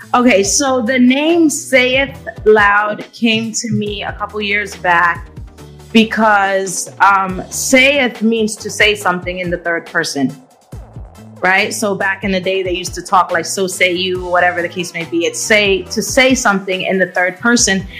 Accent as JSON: {"language": "English", "town": "New York City", "region": "New York", "country": "United States", "tie": "born or raised there", "said": "I am a New Yorker. I've been a New Yorker all my life"}